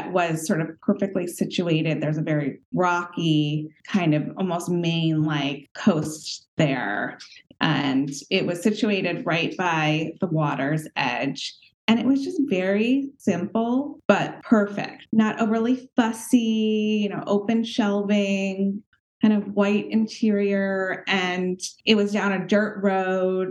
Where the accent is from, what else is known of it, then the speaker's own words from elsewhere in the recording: Westport, Connecticut, United States; I grew up in Westport, Connecticut, in a home that my parents designed and built from scratch when I was three